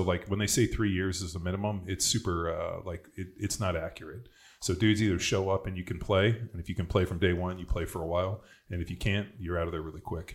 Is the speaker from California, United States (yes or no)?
yes; Southern California, United States; I grew up in Southern California